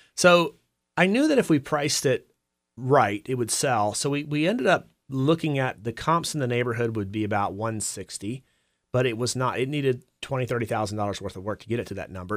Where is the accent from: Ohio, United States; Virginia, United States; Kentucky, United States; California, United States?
Virginia, United States; Campbell County; also born or lived in Augusta County, Virginia; I was actually born in Augusta County, and when I was five years old, my parents moved moved to Campbell County, about twelve miles south of Rustburg. I'm the oldest of five kids. I grew up on a dairy farm